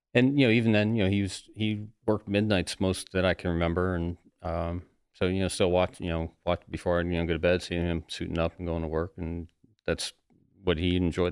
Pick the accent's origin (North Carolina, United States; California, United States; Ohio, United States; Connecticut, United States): Ohio, United States; also born or lived in Florida; now in New Jersey, United States; born and raised in Ohio